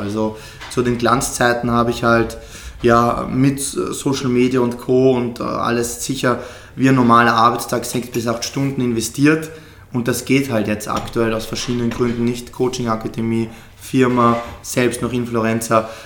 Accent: Austria; bei uns in Österreich

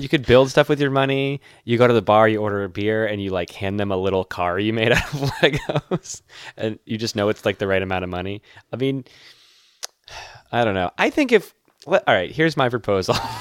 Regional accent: Massachusetts, United States; my home state

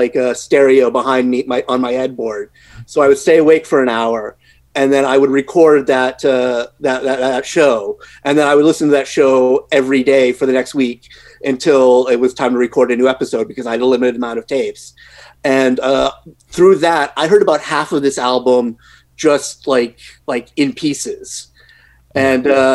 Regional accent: Canada; as a Canadian

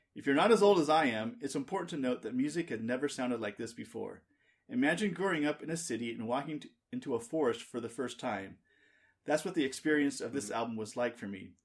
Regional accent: Southern California, United States; as a kid growing up in Southern California

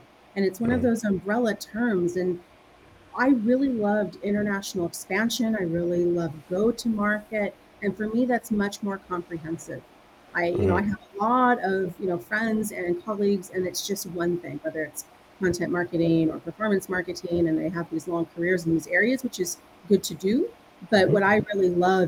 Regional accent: United States; moved away as an adult; now in Europe; I'm actually originally from the States, being over here in Europe

